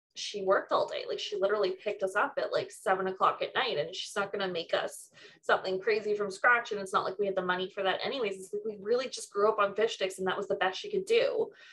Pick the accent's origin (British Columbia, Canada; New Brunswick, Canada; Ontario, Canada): Ontario, Canada; Mississauga; I grew up in Mississauga which is one of the most multicultural places in Ontario